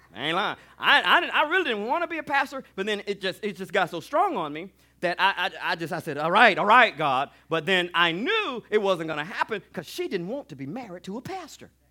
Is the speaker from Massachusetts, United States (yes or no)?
no; Alabama, United States; I grew up on Alab, in Alabama.